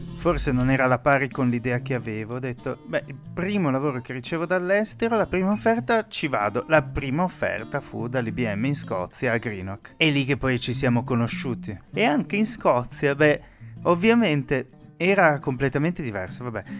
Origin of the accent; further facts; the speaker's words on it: Pordenone, Friuli-Venezia Giulia, Italy; moved away; io vengo da Pordenone